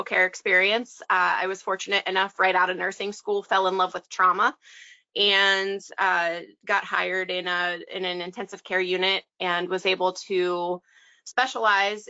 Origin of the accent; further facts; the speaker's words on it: Western Pennsylvania, United States; I am from Western Pennsylvania. I'm kind of right smack dab in the middle of the state, 2 hours east of Pittsburgh and 2 hours west of Harrisburg